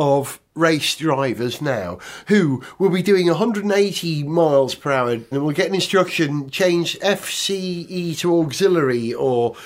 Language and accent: English; Wales, United Kingdom; Being a Welshman